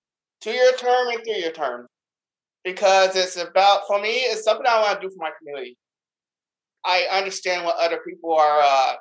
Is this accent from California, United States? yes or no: no; Alburgh, Vermont, United States; born or raised there; also born or lived in Council Bluffs, Iowa